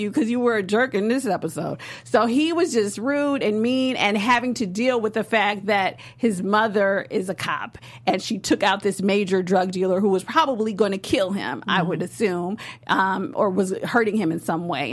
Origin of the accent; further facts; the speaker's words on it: Chicago, Illinois, United States; I am from Chicago, and which is the birthplace of house music